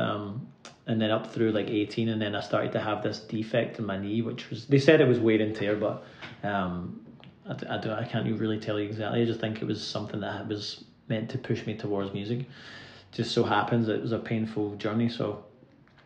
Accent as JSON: {"language": "English", "town": "Irvine", "region": "Scotland", "country": "United Kingdom", "moved": "as an adult", "lives_now": "Nashville, United States", "said": "I'm from a little town on the west coast called Irvine. It's the real Shire, the Ayrshire on the west coast of Scotland"}